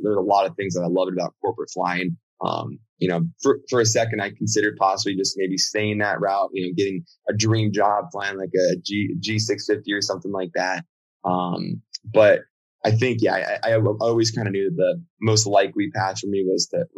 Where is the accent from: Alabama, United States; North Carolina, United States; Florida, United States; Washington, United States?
Florida, United States; Miami; also born or lived in Virginia; So I was born in Virginia. My dad was based out there in Dulles. My mom was as well. And then we moved down to United at that point, so had a Miami base. And so we moved down to Miami, Boca Raton.